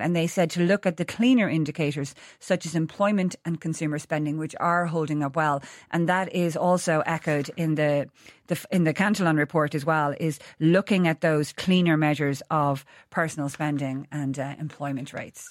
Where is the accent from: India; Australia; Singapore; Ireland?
Ireland; moved away as an adult; also born or lived in London; being Irish away